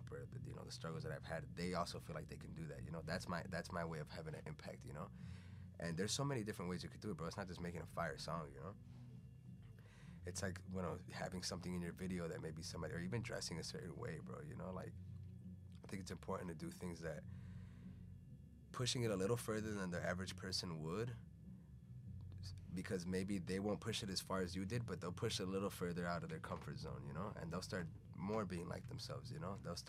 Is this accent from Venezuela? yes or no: yes; Venezuela; English is a second language; now in United States; Maybe because I came from Venezuela and it was like a big culture shock and I knew that there was something else.